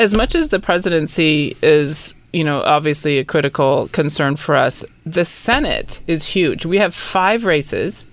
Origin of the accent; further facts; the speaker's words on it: Sacramento, California, United States; I was born and raised in Sacramento